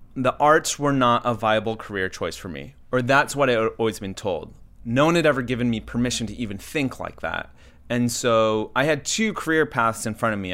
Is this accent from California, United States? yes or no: yes; Southern California, United States; also born or lived in Baltimore, Maryland; my parents moved to Southern California